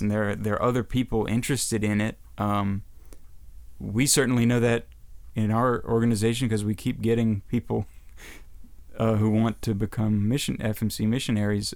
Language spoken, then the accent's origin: English; United States; as an American